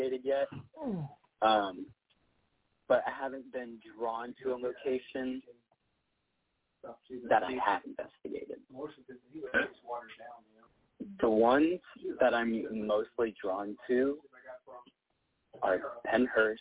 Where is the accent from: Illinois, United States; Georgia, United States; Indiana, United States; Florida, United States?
Georgia, United States; Rome; moved away; also born or lived in Texas; my hometown, Rome, Georgia